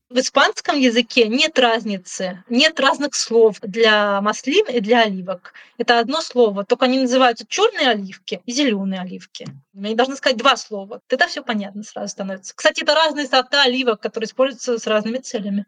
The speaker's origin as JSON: {"language": "Russian", "country": "Russia", "moved": "yes", "lives_now": "Úbeda, Spain", "said": "Я ей сказала, что я из России"}